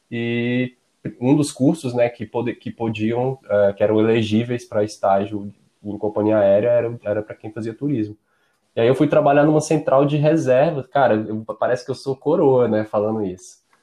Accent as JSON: {"language": "Portuguese", "town": "Brasília", "region": "Federal District", "country": "Brazil", "said": "Eu sou de Brasília"}